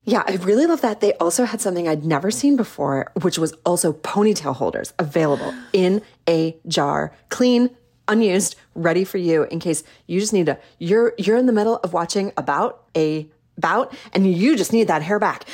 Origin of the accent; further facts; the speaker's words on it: Midwest, United States; now in Salt Lake City, United States; I'm from the Midwest